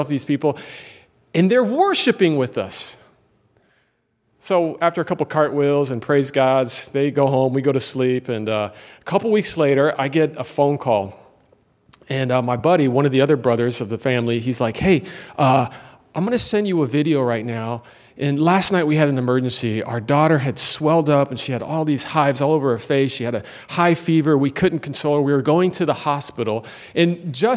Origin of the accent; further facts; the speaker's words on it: United States; moved away; also born or lived in Turkey; I'm an American